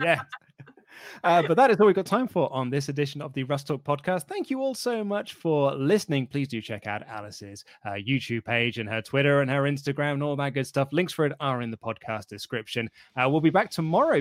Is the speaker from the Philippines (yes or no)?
no; United Kingdom; I'm British